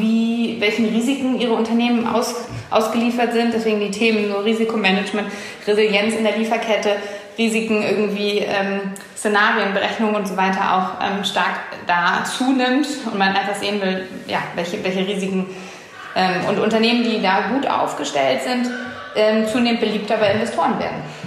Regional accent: Hamburg, Germany; meine Heimatstadt Hamburg

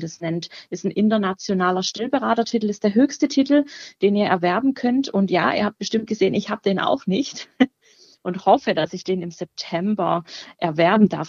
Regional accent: near Baden-Württemberg, Germany; moved away as an adult; now in Cologne, Germany; Ich komme ursprünglich tatsächlich auch aus der Nähe von Baden-Württemberg

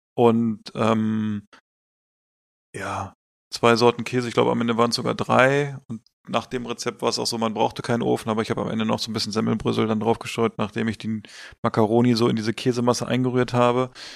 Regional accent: Hanover, Lower Saxony, Germany; als Hannoveraner.

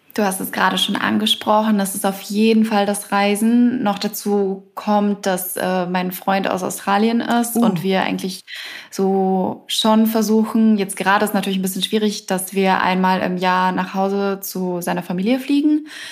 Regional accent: Bavaria, Germany; moved away; ich komme ursprünglich aus Bayern

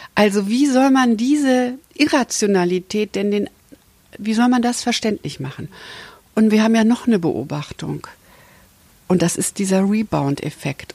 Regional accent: Hesse, Germany; Ich komme ja aus Hessen

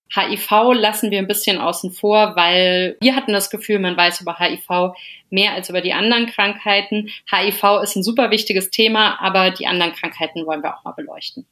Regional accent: Melsungen, Hesse, Germany; now in Cologne, Germany; ganz lange immer noch in Melsungen testen lassen, also wo ich herkomme bei dem Frauenarzt

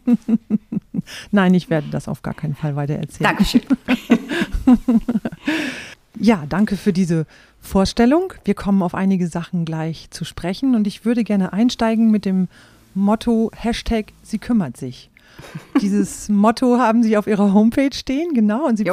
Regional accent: Rhauderfehn, Lower Saxony, Germany; Ich bin ja in Rauderfehn aufgewachsen

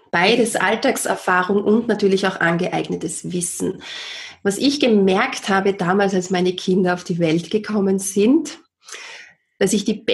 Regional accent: Austria; war damals als Erzieherin oder bei uns in Österreich sagt man Kindergärtnerin tätig

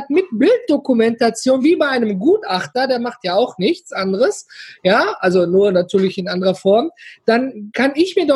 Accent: Duisburg, North Rhine-Westphalia, Germany; Ich komme aus dem schönen Ruhrpott, ja, aus gebürtig aus Duisburg.

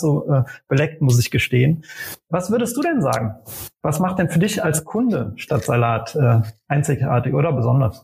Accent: Aachen, North Rhine-Westphalia, Germany; now in Berlin, Germany; geboren in Aachen in Nordrhein-Westfalen

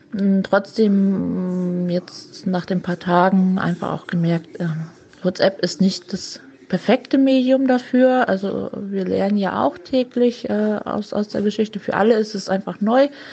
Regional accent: Mainz, Rhineland-Palatinate, Germany; als Mainzer

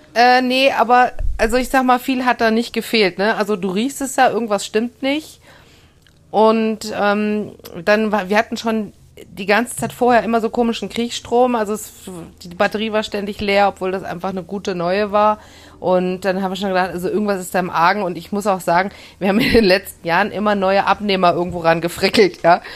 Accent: Germany; ich bin ja in der Eifel geboren

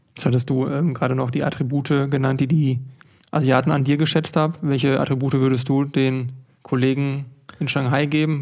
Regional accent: Unna, North Rhine-Westphalia, Germany; Dann kommen wir gerade aus Unna

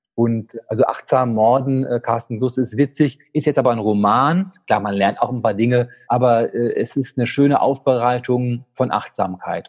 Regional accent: Dortmund, North Rhine-Westphalia, Germany; als geborener Dortmunder

